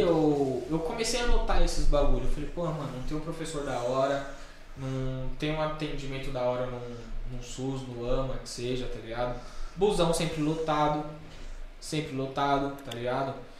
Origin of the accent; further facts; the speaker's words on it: São Paulo, Brazil; a escola que eu me formei, no no ensino médio, tem uma matéria no SBT falando que é a pior, pior escola estadual da Zona Oeste